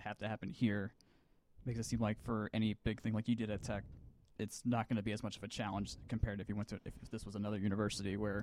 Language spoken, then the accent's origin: English; Atlanta, Georgia, United States; I grew up in Avondale, in East Atlanta